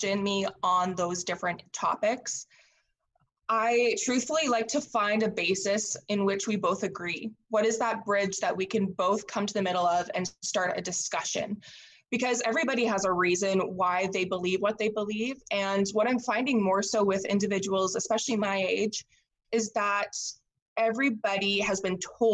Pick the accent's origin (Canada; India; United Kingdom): Canada; Saskatchewan; I am Canadian. I'm born and bred in Saskatchewan, Canada